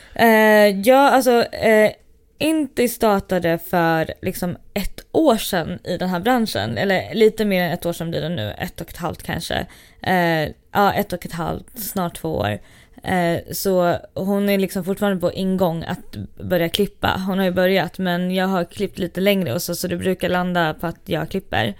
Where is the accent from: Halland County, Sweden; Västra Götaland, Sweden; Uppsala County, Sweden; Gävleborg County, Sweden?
Västra Götaland, Sweden; Gothenburg; moved away as an adult; now in Stockholm, Sweden; Jag är uppvuxen i Göteborg